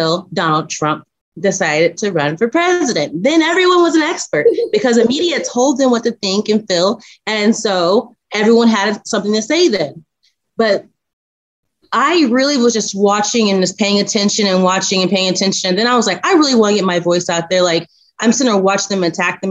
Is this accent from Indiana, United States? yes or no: yes; Indiana, United States; moved away as an adult; now in Texas, United States; I'm actually originally from Indiana. Born and raised Indiana